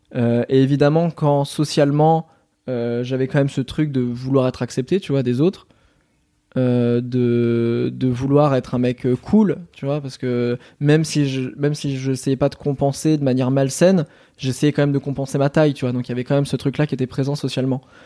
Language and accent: French; Normandy, France; je suis normand